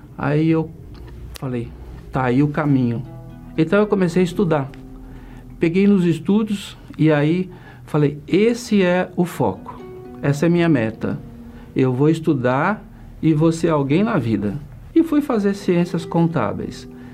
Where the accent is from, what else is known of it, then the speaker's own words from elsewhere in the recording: Iporã, Paraná, Brazil; moved away; also born or lived in São Paulo; eu vim do interior do Paraná, uma cidade bem pequena chamada Iporã, e nasci num sítio